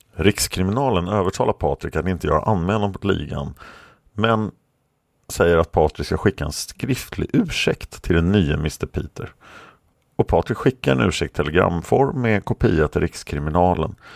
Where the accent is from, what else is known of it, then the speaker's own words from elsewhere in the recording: Sweden; som svensk